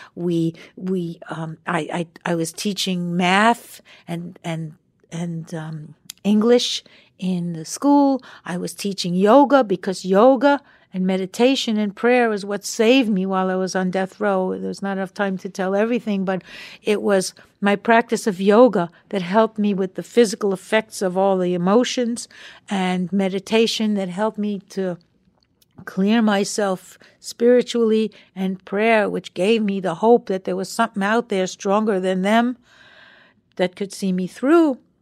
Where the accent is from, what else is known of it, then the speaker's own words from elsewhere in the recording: Long Island, New York, United States; moved away; we were kids growing up on Long Island together.